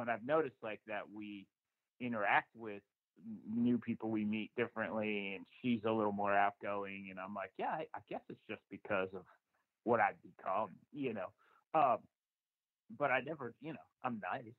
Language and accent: English; New Jersey, United States; I lived in New Jersey my entire life. I I uh, was born in like Central Jersey, and you know lived lived up to there through high school